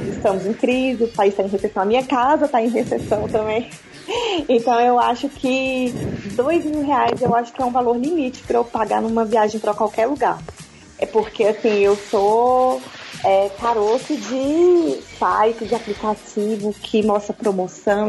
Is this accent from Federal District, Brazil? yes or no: yes; Brasília, Federal District, Brazil; eu nasci em Brasília, nasci e criada aqui